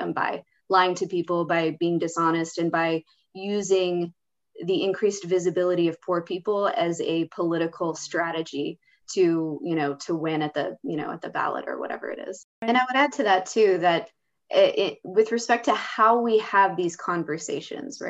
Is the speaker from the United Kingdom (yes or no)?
no; United States; my identity as an American.